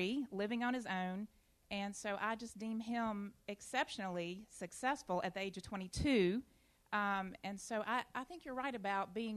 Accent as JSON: {"language": "English", "area": "Campbell County", "region": "Virginia", "country": "United States", "tie": "born or raised there", "said": "I'm from Campbell County as well and know Mike and grew up there"}